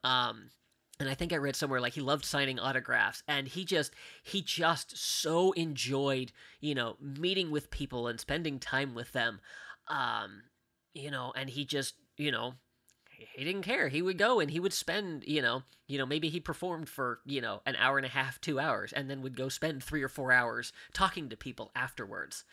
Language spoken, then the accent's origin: English; Mount Lebanon, Pennsylvania, United States; I grew up in a town called Mount Lebanon